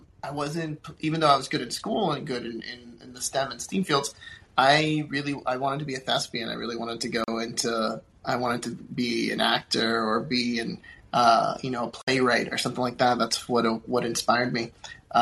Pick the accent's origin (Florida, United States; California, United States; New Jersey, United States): Florida, United States; also born or lived in Puerto Rico; I grew up in Florida